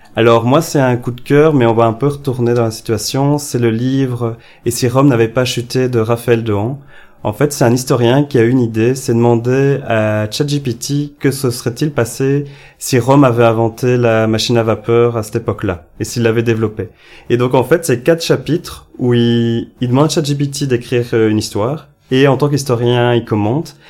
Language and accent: French; Ellezelles, Wallonia, Belgium; je viens d'Elzel, qui est un petit village en Wallonie-Picarde